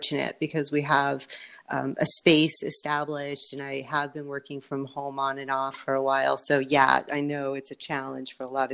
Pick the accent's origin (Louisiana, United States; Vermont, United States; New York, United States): New York, United States; Long Island; now in Minnesota, United States; I'm originally from Long Island, where it's pretty suburban, people live close together, I now live in Minnesota